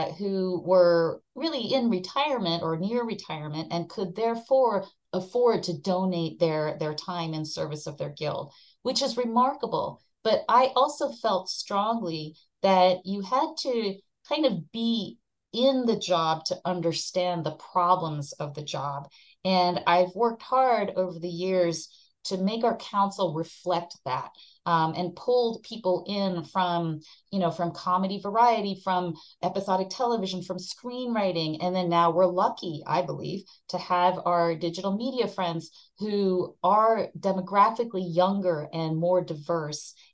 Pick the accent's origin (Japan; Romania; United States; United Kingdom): Japan; moved away as an adult; I came from Japan. I was born and raised in Japan.